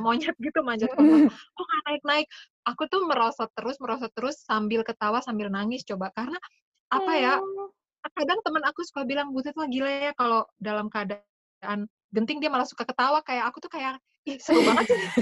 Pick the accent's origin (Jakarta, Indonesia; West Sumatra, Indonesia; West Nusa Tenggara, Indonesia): Jakarta, Indonesia; also born or lived in Belgium / Bekasi; Aku, eh, besar di Jakarta, terus kemudian ya pokoknya, eh, S D, S M P SD aku di Bekasi, SMP, S M A di Jakarta